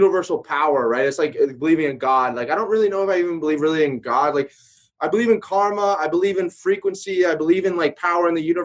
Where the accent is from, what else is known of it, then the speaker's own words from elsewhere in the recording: Atlanta, Georgia, United States; moved away; also born or lived in Destin, Florida; I'm from Atlanta originally